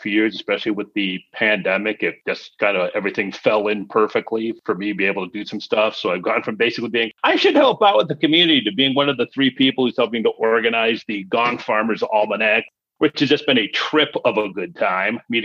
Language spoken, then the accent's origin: English; Chicago, Illinois, United States; I'm from Chicago